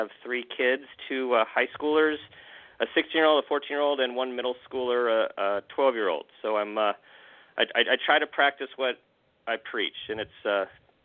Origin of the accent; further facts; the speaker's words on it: Southern California, United States; born and raised in Southern California, have a younger brother, two parents who's they're still living, and my folks are still living in the same place I grew up in.